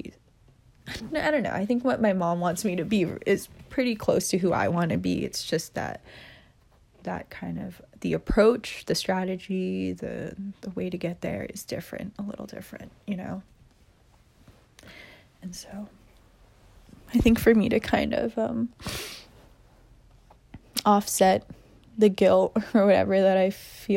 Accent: United States; I'm Asian American, you know, so my parents are immigrants, and I am Vietnamese. I'm proud to be Vietnamese and, you know, all that, but, like, I did grow up in America

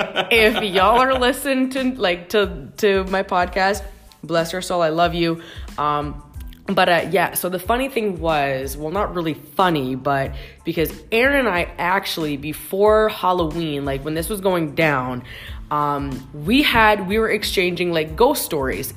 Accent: Canada; as a Canadian

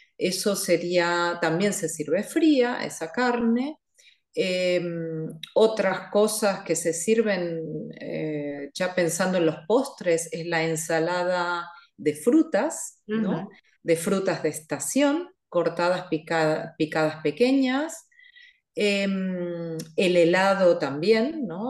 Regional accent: Buenos Aires, Argentina; also born or lived in Catalonia; now in Switzerland; yo soy eh, oriunda, como decimos, de Buenos Aires. Es decir, que he nacido en Buenos Aires, Argentina.

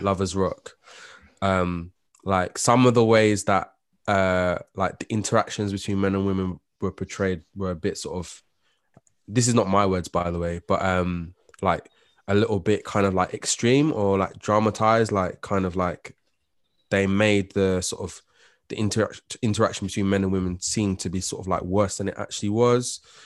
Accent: London, United Kingdom; as a black person that's born and raised and growing up in London with West Indian descent

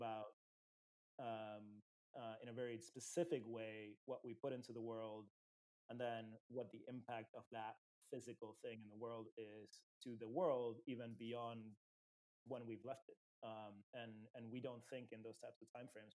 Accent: Uruguay; I grew up in Latin America. I grew up in Uruguay specifically.

